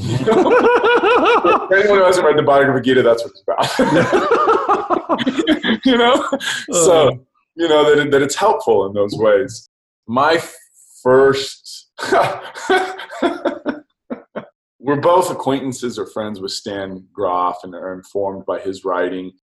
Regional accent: Oxford, South East England, United Kingdom; I'm from England. I'm from Oxford.

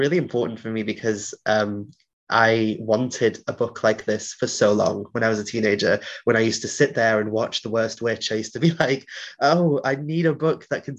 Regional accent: Wales, United Kingdom; accent: Welsh; first language Welsh; English is a second language; growing up in Wales

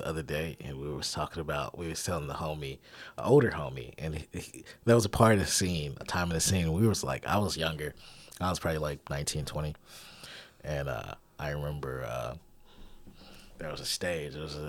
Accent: Little Rock, Arkansas, United States; It's not even like I lived in other cities growing up. Like some people move around and shit. Like I always was from here.

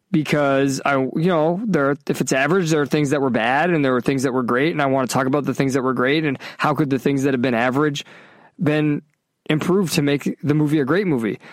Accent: Massachusetts, United States; growing up in Massachusetts, with an Italian, you know, heritage

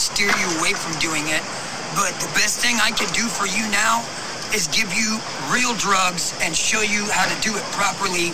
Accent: United States; moved away as an adult; now in San Francisco, United States; Louisiana, Texas area

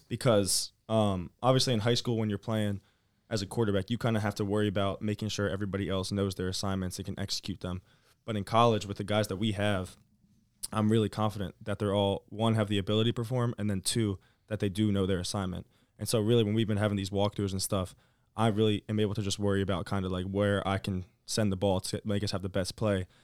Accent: Virginia, United States; moved away; by my home, 'cause I'm from Virginia.

